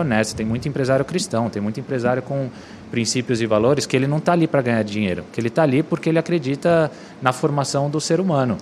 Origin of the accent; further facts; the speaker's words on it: São Paulo, Brazil; also born or lived in Brasília / Cuiabá; E cheguei em São Paulo com sete anos.